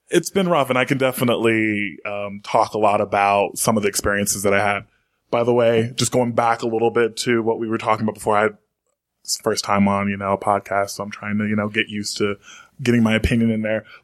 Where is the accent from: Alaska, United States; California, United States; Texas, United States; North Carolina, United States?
North Carolina, United States; And John, I'm from North Carolina, so I, I agree